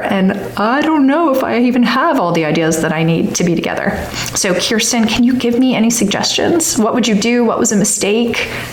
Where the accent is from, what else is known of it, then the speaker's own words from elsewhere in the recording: Long Island, New York, United States; also born or lived in Washington, District of Columbia, United States / East Coast; now in Alabama, United States; I grew up in Long Island, New York, but we've lived, my husband and I have lived all over the East Coast